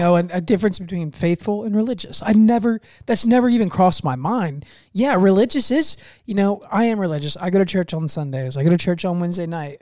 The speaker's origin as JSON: {"language": "English", "town": "Fort Meade", "country": "United States", "tie": "born or raised there", "said": "Fort Meade, my hometown, it's really small"}